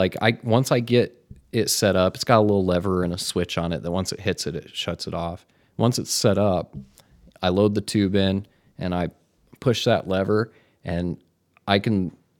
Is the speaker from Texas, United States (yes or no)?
no; Michigan, United States; also born or lived in Las Vegas; now in Hermosa Beach, United States; I'm from Michigan.